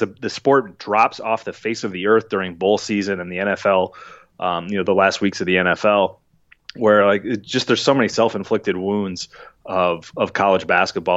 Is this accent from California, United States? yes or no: no; Minneapolis, Minnesota, United States; also born or lived in Wisconsin; growing up in Minneapolis